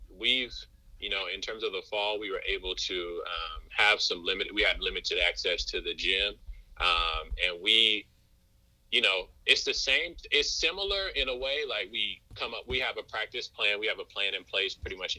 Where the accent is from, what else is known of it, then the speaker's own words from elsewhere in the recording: Moss Point, Mississippi, United States; moved away as an adult; also born or lived in Vermont; I grew up in Moss Point, Mississippi